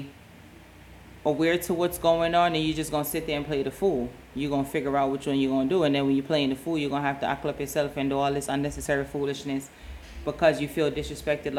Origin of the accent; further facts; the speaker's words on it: New York City, New York, United States; Growing up in New York, in the Bronx